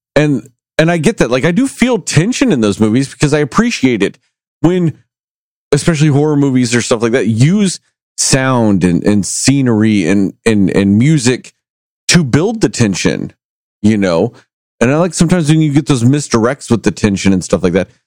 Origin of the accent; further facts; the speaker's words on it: Texas, United States; I grew up in Texas